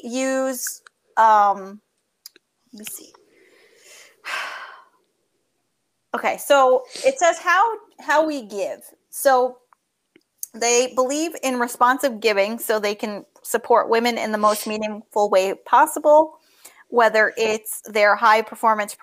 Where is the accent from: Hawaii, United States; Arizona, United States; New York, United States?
New York, United States; accent: New York; my New York accent.